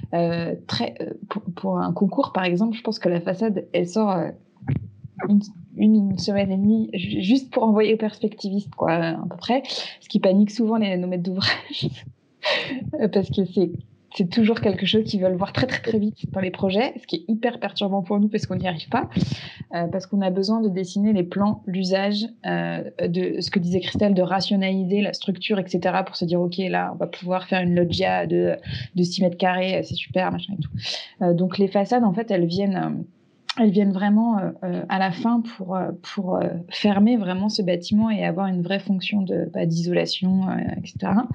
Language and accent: French; Larmor-Baden, Brittany, France; chez moi en Bretagne, au bord d'un sentier côtier dans la petite ville de l'Armor-Baden